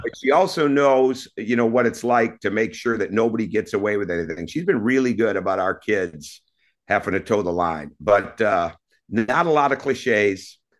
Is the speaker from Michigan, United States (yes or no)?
yes; Mount Pleasant, Michigan, United States; moved away; also born or lived in Mequon, Wisconsin; growing up in Mount Pleasant, you know, we lived, uh, I didn't see it as the country, but when I look back at it, it was the country